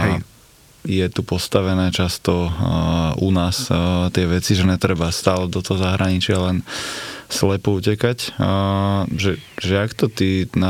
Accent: Bratislava, Bratislava Region, Slovakia; ja som došiel z Bratislavy a teraz ukážem, že by sme na Slovensku postavili niečo, čo budete všetci používať

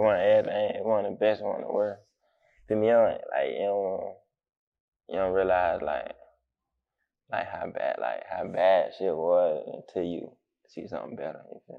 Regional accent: Jacksonville, Florida, United States; I'm from Southside.

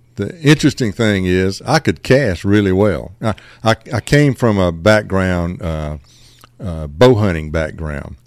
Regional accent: Bradley, Georgia, United States; I grew up about, uh, fifteen miles outside of Macon in Jones County, a little community called Bradley

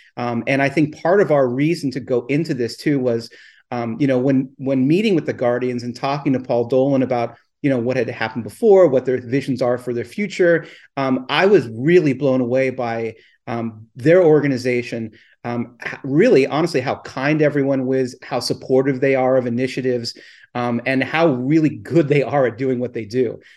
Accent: Southern California, United States; I grew up in Southern California

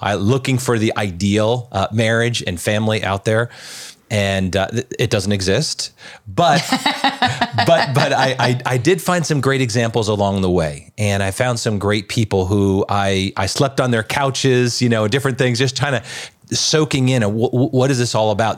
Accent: Long Island, New York, United States; I grew up in Long Island

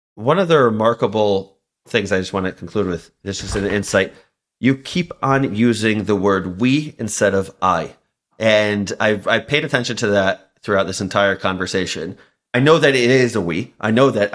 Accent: Baltimore, Maryland, United States; I grew up in Baltimore, Maryland

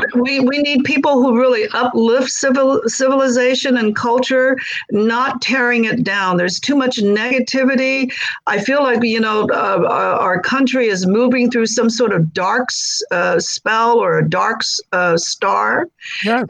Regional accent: Los Angeles, California, United States; also born or lived in China; I grew up in South Central

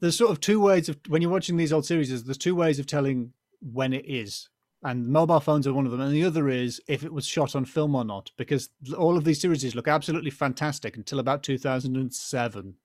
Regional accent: United Kingdom; we're British, so the police as standard don't carry guns

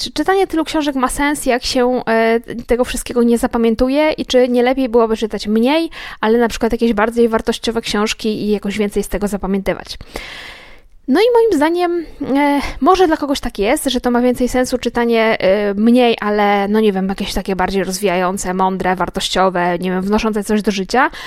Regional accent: Łódź, Łódź Voivodeship, Poland; ja się urodziłam w Łodzi i mieszkam w Łodzi całe życie

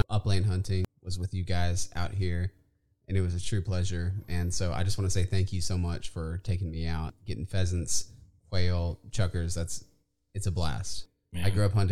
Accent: Inez, Texas, United States; also born or lived in Austin, Texas / San Marcos, Texas; I grew up in a little town called Inez, Texas, just outside of Victoria.

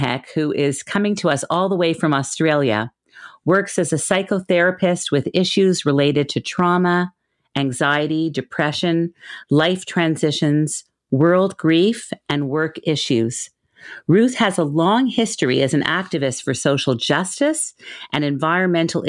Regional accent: Montreal, Quebec, Canada; a very dear childhood friend who I grew up with in Montreal

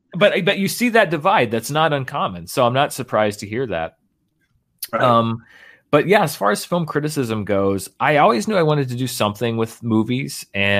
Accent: Little Rock, Arkansas, United States; Now there are two or three theaters where I grew up in Little Rock that have, you know, screens that will run films like that.

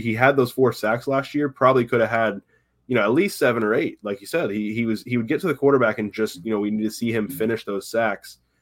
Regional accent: Tampa, Florida, United States; I grew up in Tampa, been around the Bucks my entire life

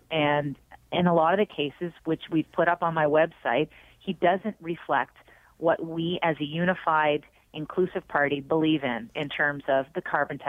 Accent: Cape Breton, Nova Scotia, Canada; moved away; I come from a union family growing up in Cape Breton

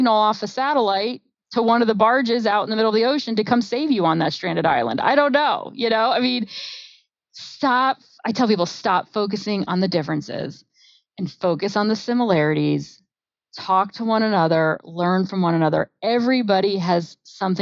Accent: New Jersey, United States; I'm from New Jersey

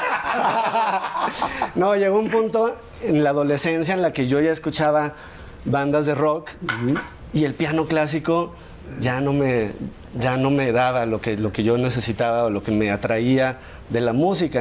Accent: San Luis Potosí, Mexico; also born or lived in Mexico City; Yo nací en la Ciudad de México, pero a los ocho años de edad nos mudamos toda mi familia a San Luis y pues ahí crecí

